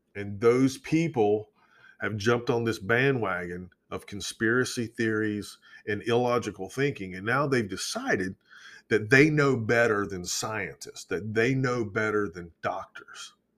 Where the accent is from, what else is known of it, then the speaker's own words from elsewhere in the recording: Georgia, United States; where I grew up in Georgia